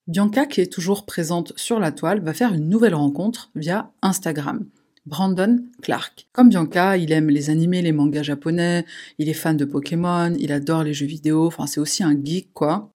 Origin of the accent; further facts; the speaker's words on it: Paris, Île-de-France, France; chez nous à Paris